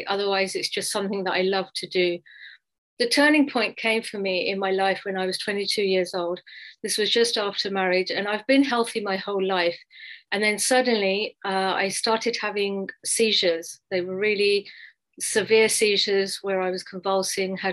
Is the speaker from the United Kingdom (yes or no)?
yes; London, United Kingdom; moved away as an adult; now in United States; I grew up in England, alhamdulillah, in London. I went to school, college and university there